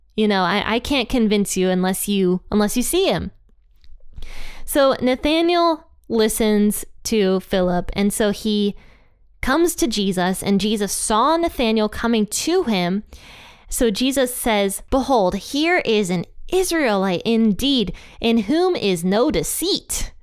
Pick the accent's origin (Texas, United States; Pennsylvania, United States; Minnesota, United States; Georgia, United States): Pennsylvania, United States; now in Ohio, United States; I was raised in Pennsylvania